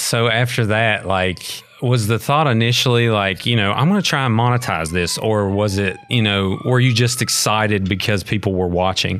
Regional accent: McDowell County, West Virginia, United States; I grew up in McDowell County

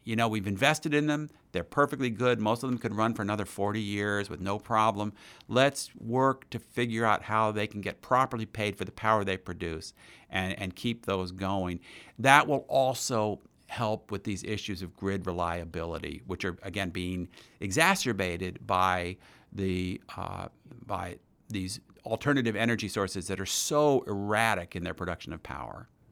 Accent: Princeton, New Jersey, United States; I grew up near in Princeton, New Jersey

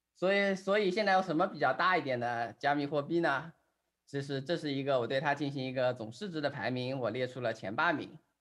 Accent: China

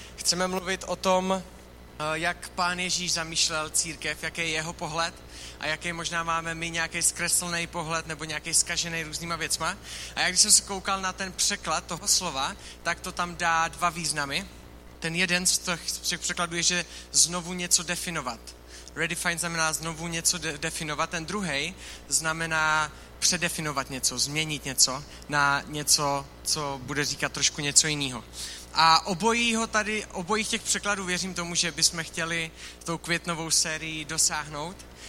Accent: Czechia

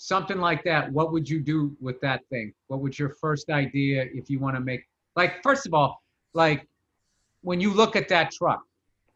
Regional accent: Massachusetts, United States; I'm from Massachusetts.

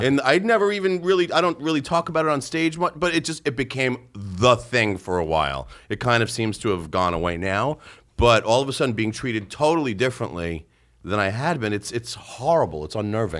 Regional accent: Long Island, New York, United States; I grew up on Long Island

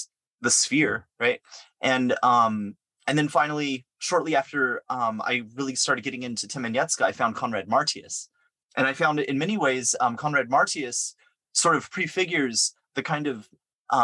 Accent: San Diego, California, United States; now in New York, United States; I'm from California and I'm been out in New York for a long time. But but originally I'm from San Diego

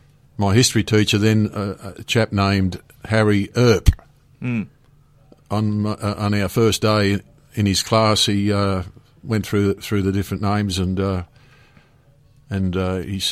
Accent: Germany; born there; I was born in Germany in 1948. My parents were of Ukrainian background and found themselves in Germany during the war as in forced labour camps.

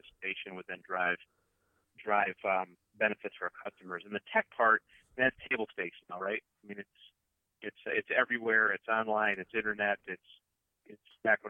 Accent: Wisconsin, United States; I grew up in Wisconsin

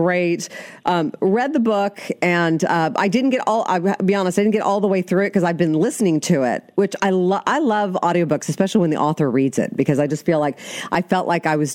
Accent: Oakland, California, United States; also born or lived in Sacramento, California; I was born in Oakland and lived in the Bay Area too, but I'm in Sacramento now

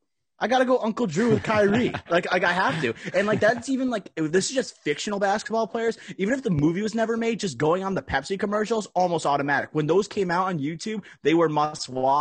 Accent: Connecticut, United States; we're from Connecticut too

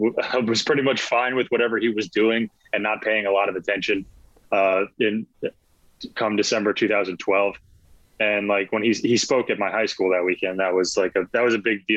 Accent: Newtown, Connecticut, United States; born or raised there; also born or lived in Long Island, New York

